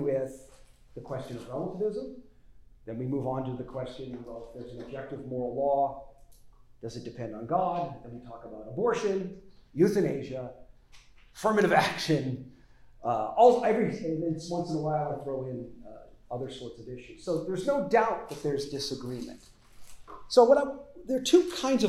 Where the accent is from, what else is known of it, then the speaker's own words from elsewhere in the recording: Las Vegas, Nevada, United States; moved away; I grew up in Las Vegas